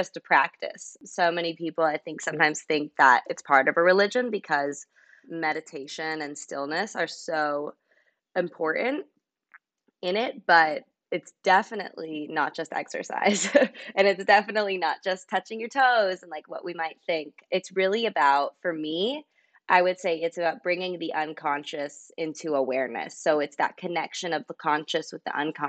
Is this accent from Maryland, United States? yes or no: no; near Los Angeles, Southern California, United States; now in New York, United States; I'm originally from Southern California. So I grew up in a little town called Gore Hills, right outside of LA, still kind of in LA County though